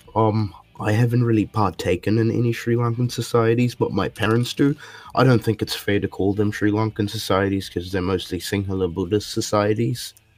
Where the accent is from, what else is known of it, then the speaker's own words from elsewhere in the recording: Singapore; moved away; I grew up in Singapore